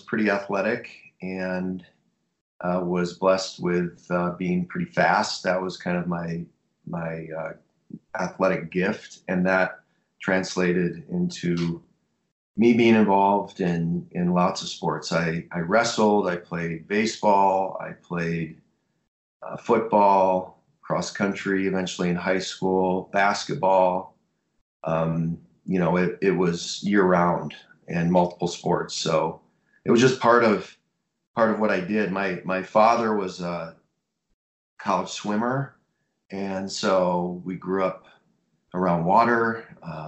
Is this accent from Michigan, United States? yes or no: yes; Stockbridge, Michigan, United States; I grew up in Midwestern America. I'm 46 and came from a really small town in Southern Michigan.